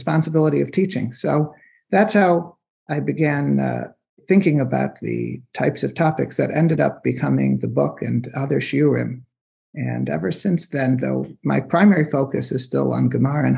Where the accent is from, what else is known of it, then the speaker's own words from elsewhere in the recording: Silver Spring, Maryland, United States; I'm from Silver Spring